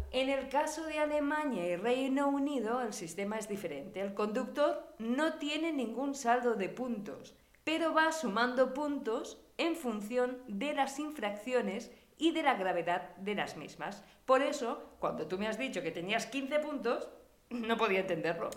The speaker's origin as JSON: {"language": "Spanish", "country": "Spain", "moved": "as an adult", "lives_now": "Germany", "said": "Somos españolas"}